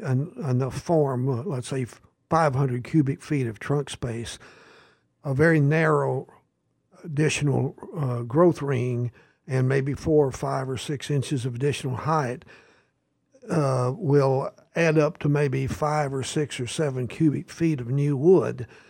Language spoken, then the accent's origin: English; Southern Appalachians, United States; moved away as an adult; now in Massachusetts, United States; I grew up in the Southern Appalachians and the, uh, shadows of the Great Smoky Mountains